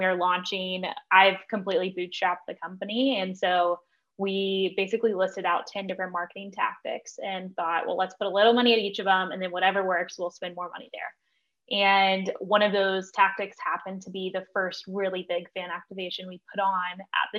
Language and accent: English; Nashville, Tennessee, United States; I grew up in Nashville